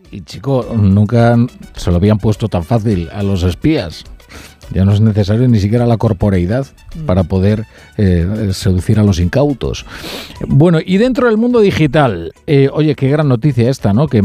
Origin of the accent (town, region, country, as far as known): Galicia, Spain; moved away